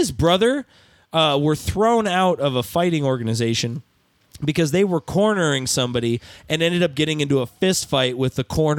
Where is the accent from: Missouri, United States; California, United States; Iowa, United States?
California, United States; Stockton; We are from Stockton.